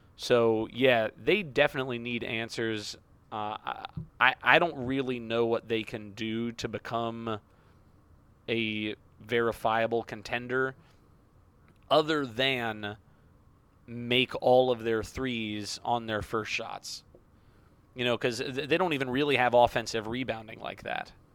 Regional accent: Jacksonville, Florida, United States; my hometown of Jacksonville, Florida

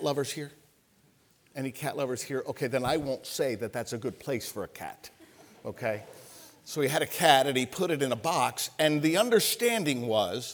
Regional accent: Ohio, United States; moved away as an adult; I'm from Ohio. I lived my teenage years in Ohio

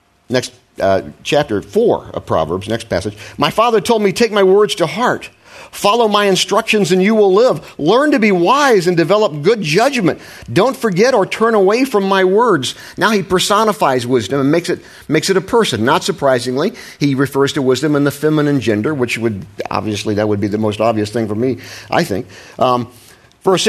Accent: Ohio, United States; I was raised in Ohio in the Midwest

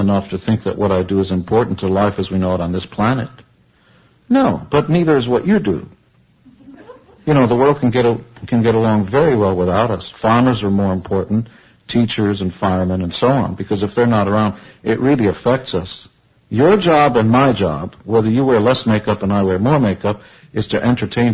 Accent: Israel; I come from Israel

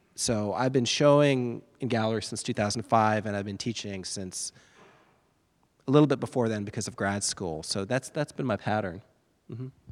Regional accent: East Coast of Florida, United States; I grew up on the East Coast of Florida. I was a surfer kid

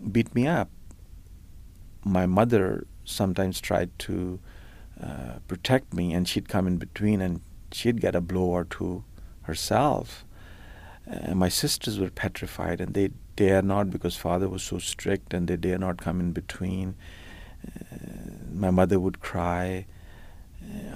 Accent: India; now in Markham, Canada; I grew up in India in an extremely conservative environment.

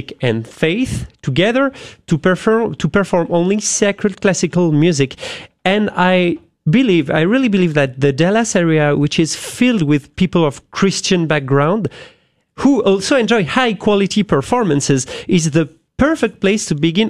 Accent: France; accent: French; English is a second language; moved away; I am French, as you have guessed with my accent.

